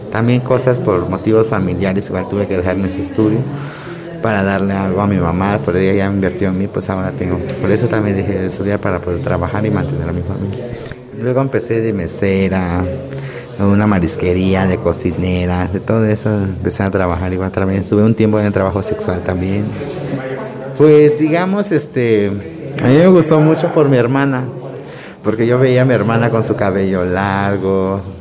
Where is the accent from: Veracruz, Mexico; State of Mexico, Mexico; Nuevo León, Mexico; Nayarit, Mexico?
Veracruz, Mexico; Playa Vicente; Soy de Playa Vicente, Veracruz